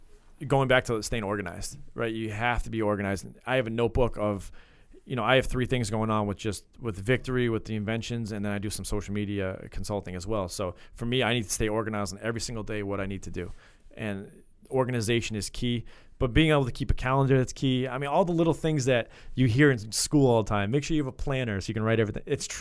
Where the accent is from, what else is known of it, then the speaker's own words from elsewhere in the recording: Bellingham, Washington, United States; So we're both from Bellingham. So we Bellingham Blackhawks.